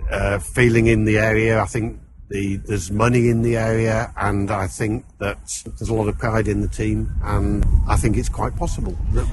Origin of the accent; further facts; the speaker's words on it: Hull, Yorkshire and the Humber, United Kingdom; I'm from Hull. I'm a Hull City fan.